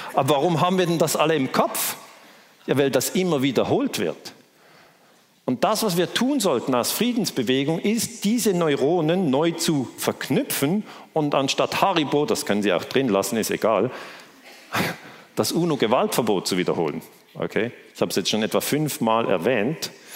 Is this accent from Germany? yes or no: no; Switzerland; Ich komme aus der Schweiz